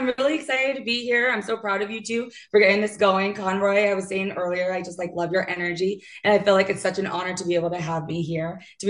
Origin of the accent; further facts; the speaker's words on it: LA County, California, United States; also born or lived in Miami, Florida; I actually grew up like 30 miles east of downtown. It's so funny because it was so far away from like LA. I didn't know till like after I graduated high school that it was still considered LA County.